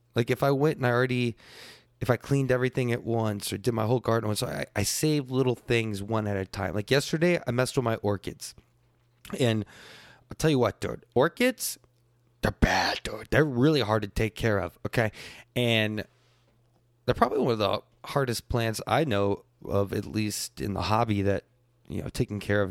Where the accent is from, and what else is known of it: United States